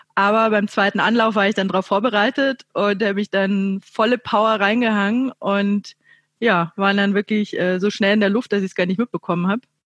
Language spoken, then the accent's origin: German; Chiemgau, Bavaria, Germany; now in Munich, Germany; ich wohne ja in München, aber ich komme ursprünglich äh, aus dem Chiemgau